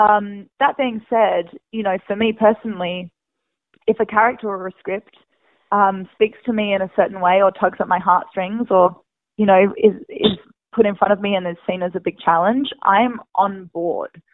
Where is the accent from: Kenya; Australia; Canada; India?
Australia; Perth, Western Australia; moved away as an adult; now in United States; Perth, which yeah. is my hometown